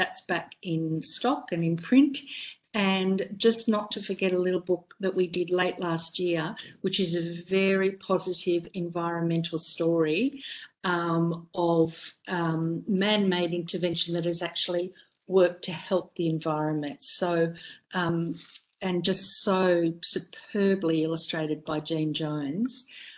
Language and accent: English; Australia; the great thing about being Australian publisher is that we can publish Australian books and label them as Australian and have 000 and not 911